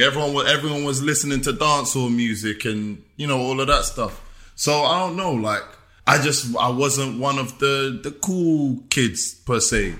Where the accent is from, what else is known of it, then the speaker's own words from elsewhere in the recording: England, United Kingdom; moved away; also born or lived in United States; being the English guy